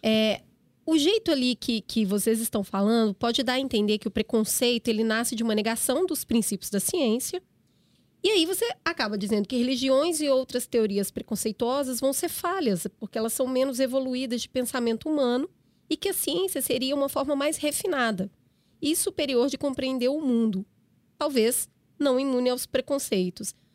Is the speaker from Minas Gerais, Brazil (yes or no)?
yes; Minas Gerais, Brazil; Eu, como mineira